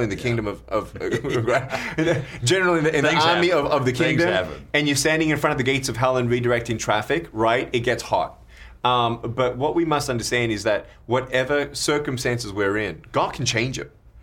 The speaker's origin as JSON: {"language": "English", "town": "Melbourne", "region": "Victoria", "country": "Australia", "tie": "born or raised there", "said": "I was born in Melbourne, Australia in 1982."}